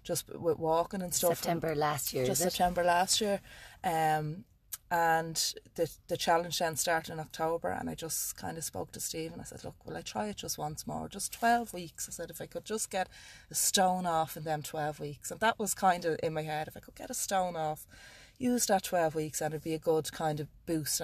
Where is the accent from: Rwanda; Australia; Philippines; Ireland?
Ireland; Dún Laoghaire, Leinster; I'm from Dublin, Dunleary in Dublin